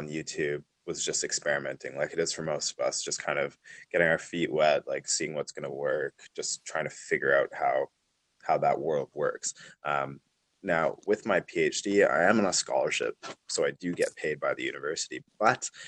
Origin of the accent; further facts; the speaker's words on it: Calgary, Alberta, Canada; moved away as an adult; also born or lived in Edmonton, Canada; now in New Zealand; Originally I'm from Calgary, Alberta, Canada, and yeah, pretty much grew up there my whole life